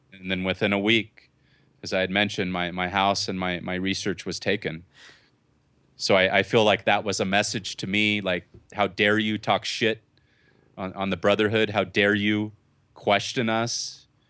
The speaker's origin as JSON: {"language": "English", "region": "Southern California", "country": "United States", "said": "I'm from Southern California"}